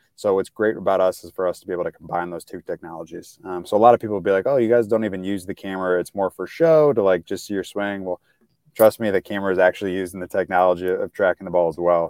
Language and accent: English; St. Louis, Missouri, United States; I'm from Saint Louis, it's kind of a background, so right in the middle of the country